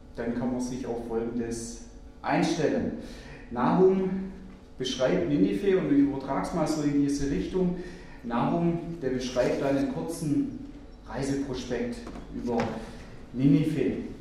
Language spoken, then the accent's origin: German; Germany; bei uns in Deutschland